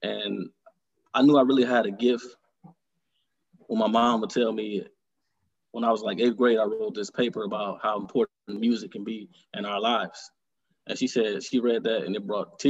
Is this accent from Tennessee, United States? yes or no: no; Detroit, Michigan, United States; I was born and raised here in Detroit, Michigan. Mm-hmm. I grew up on born and raised on the east side of Detroit.